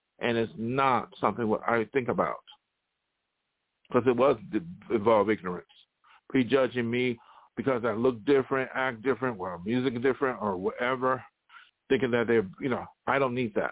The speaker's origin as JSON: {"language": "English", "town": "Buffalo", "region": "New York", "country": "United States", "tie": "born or raised there", "moved": "yes", "said": "I ain't going back to Buffalo. One reason why I left Buffalo"}